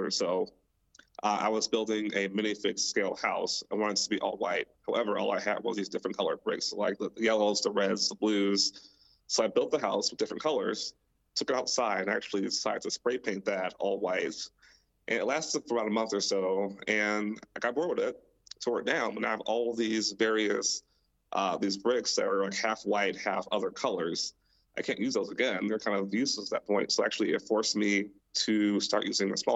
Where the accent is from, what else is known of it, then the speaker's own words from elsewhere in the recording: Milwaukee, Wisconsin, United States; moved away as an adult; now in Ohio, United States; I am also from Milwaukee, born and raised there, lived there my entire life until I moved to Ohio last year